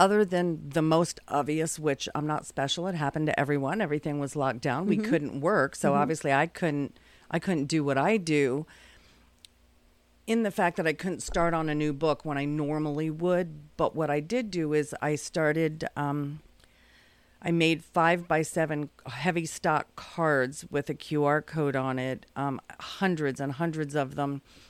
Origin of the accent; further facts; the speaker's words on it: California, United States; born there; I don't really have a from. I'm a military kid.